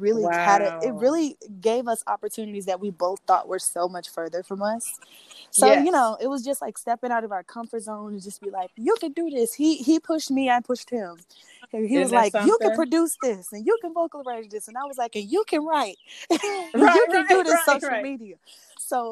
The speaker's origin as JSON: {"language": "English", "town": "Alton", "region": "Illinois", "country": "United States", "said": "I'm from Alton, Illinois"}